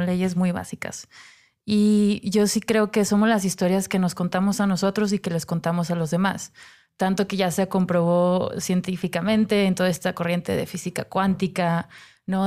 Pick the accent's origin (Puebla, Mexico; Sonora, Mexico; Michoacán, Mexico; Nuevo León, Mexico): Nuevo León, Mexico; Monterrey; moved away; yo soy de Monterrey